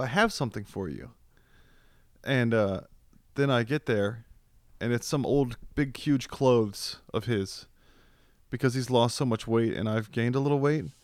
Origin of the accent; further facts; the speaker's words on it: Virginia, United States; now in Texas, United States; I grew up in Virginia